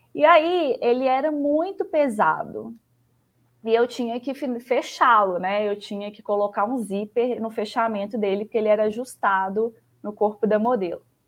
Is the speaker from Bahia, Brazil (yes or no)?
no; Belo Horizonte, Minas Gerais, Brazil; accent: mineiro; Eu sou de BH, sotaque mineiro não, deixa, não me deixa mentir